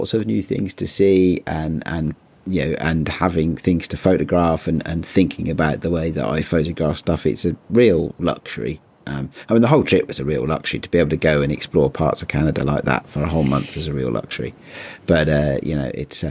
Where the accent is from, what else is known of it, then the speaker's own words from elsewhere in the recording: United Kingdom; as a Brit